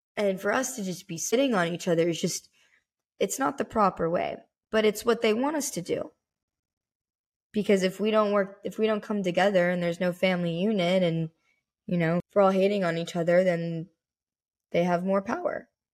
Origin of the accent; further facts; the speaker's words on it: United States; I wanna be labeled as an American